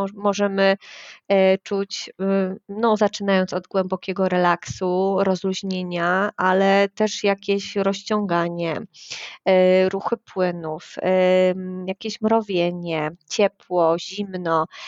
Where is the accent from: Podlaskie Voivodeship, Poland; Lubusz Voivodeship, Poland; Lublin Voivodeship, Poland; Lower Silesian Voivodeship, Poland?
Lower Silesian Voivodeship, Poland; Wrocław; Jestem z Wrocławia